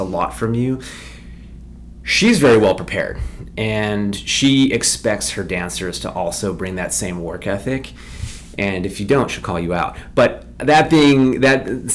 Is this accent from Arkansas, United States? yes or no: no; Westchester, New York, United States; I grew up in Westchester, New York